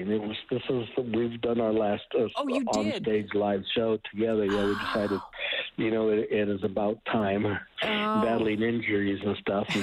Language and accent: English; Canada; And I love, love mezcal now, and now even being Canadian, you you enjoy it too.